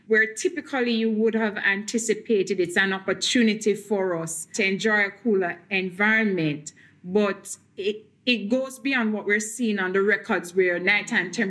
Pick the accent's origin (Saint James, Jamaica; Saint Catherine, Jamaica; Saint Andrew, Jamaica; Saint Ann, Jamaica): Saint Catherine, Jamaica; now in Kingston, Jamaica; I grew up in St. Catherine in another parish within Jamaica, not too far from Kingston, but now I reside in Kingston